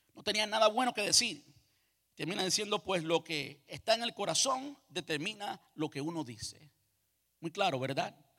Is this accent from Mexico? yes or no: no; Cuba; moved away; Yo nací en Cuba, me crié en Cuba